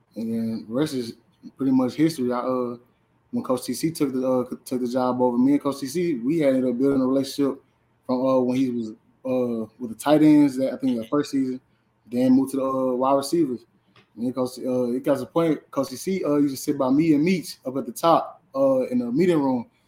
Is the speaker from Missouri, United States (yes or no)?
yes; St. Louis, Missouri, United States; moved away; I'm from St. Louis, Missouri. I uh, went to Carter High School in St. Louis